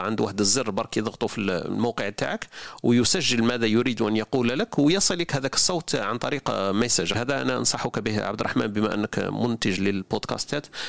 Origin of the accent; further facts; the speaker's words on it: Algeria; حنا الجزائريين